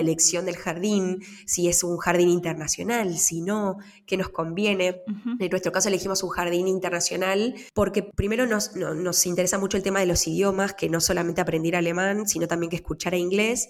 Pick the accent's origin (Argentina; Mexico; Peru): Argentina; moved away as an adult; also born or lived in New York, United States; now in Switzerland; yo no, no parí en mi país